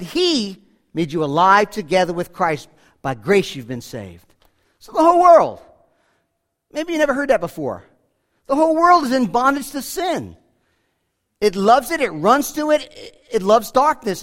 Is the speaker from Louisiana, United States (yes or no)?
no; Rockland County, New York, United States; growing up in Rockland County